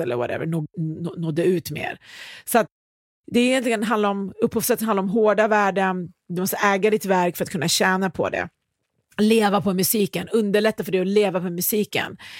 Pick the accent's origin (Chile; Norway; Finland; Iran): Iran; now in Sweden; Jag kommer från Iran